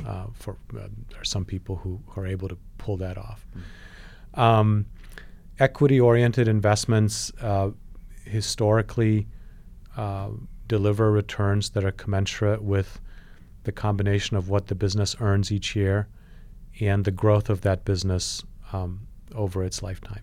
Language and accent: English; Poland; now in United States; I was born in Poland